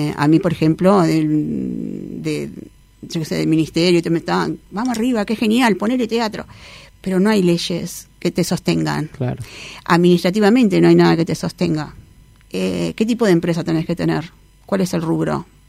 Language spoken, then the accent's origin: Spanish; Uruguay; por ser uruguaya